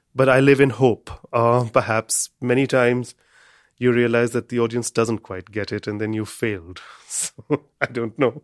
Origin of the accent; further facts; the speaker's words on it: India; I'm an Indian